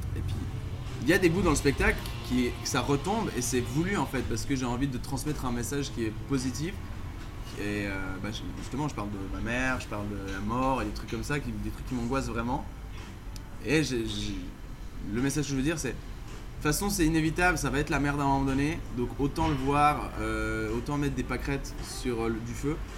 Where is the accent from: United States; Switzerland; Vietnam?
Switzerland; Villeneuve, Vaud; Villeneuve où j'ai grandi en Suisse